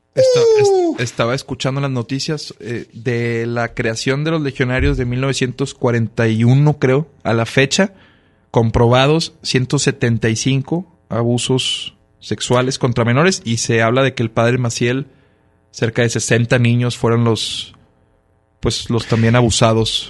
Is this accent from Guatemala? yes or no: no; Monterrey, Nuevo León, Mexico; soy regio